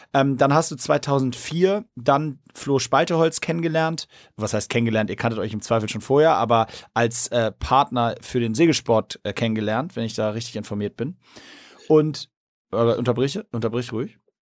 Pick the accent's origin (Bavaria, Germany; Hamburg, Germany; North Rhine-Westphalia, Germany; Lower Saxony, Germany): Hamburg, Germany; als Hamburger